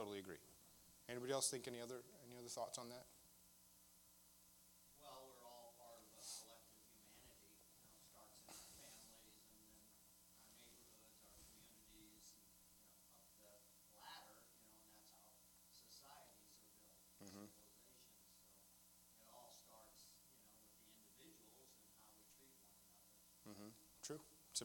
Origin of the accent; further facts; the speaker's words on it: St. Louis, Missouri, United States; I'm from St. Louis